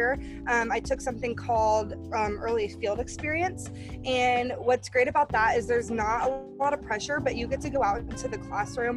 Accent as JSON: {"language": "English", "town": "Manhattan", "region": "Kansas", "country": "United States", "said": "I am actually from Manhattan, Kansas"}